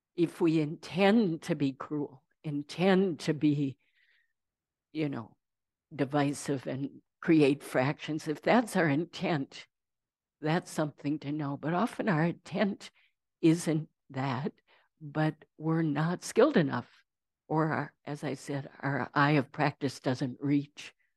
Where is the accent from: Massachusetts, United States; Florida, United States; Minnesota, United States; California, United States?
Minnesota, United States; Saint Paul; I grew up in Saint Paul.